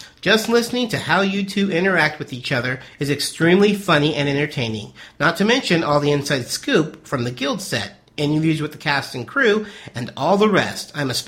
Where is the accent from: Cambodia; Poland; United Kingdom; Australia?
Poland; So, to begin with, I'm from Poland.